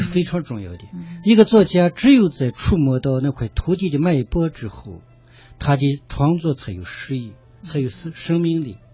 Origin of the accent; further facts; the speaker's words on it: Wuwei, Gansu, China; moved away as an adult; now in Dongguan, China; 在从小在四处之路的重镇，甘肃的凉州长大